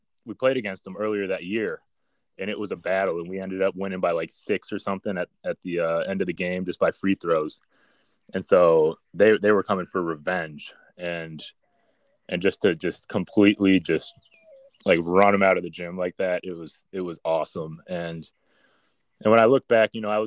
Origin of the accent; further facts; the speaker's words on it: Minnesota, United States; moved away as an adult; growing up in Minnesota and playing for Hopkins